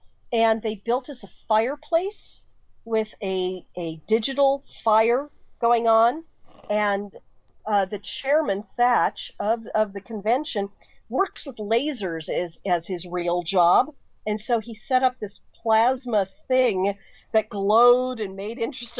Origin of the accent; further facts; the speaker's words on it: Colorado Springs, Colorado, United States; now in San Francisco, United States; Colorado Springs, which is where I grew up